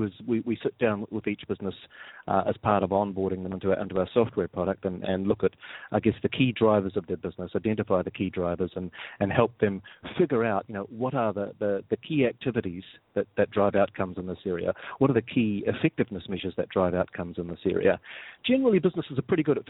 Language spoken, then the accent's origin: English; New Zealand; moved away; as you can probably gather from my accent, I'm not from around here. I'm originally from New Zealand